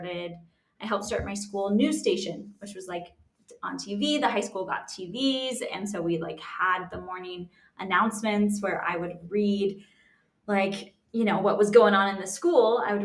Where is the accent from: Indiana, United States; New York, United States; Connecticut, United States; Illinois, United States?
Connecticut, United States; moved away; also born or lived in Utah; I grew up in the East Coast. I grew up in Connecticut.